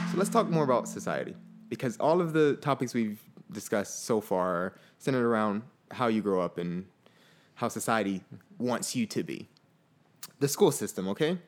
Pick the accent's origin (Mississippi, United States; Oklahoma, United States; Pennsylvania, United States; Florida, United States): Florida, United States; Fort Lauderdale; I grew up in Fort Lauderdale, Florida